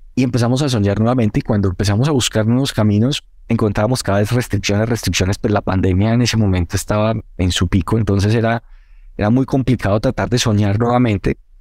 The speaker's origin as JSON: {"language": "Spanish", "town": "Manizales", "region": "Caldas", "country": "Colombia", "tie": "born or raised there", "said": "la mayoría de los del equipo que somos de Manizales, ahí crecimos"}